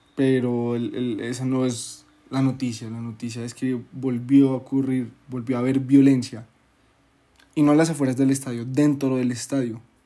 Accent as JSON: {"language": "Spanish", "country": "Colombia", "said": "nuestra cultura colombiana"}